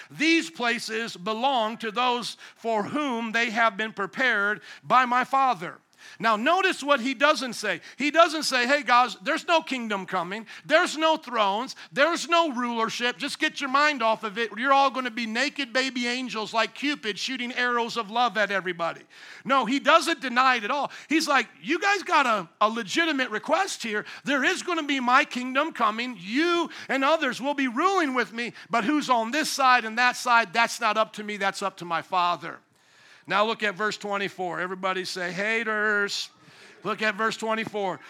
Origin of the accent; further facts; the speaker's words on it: United States; I'm an American